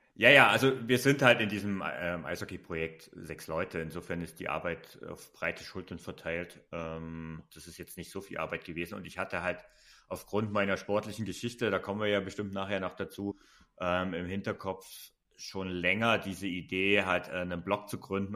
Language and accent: German; Saxony, Germany; born or raised there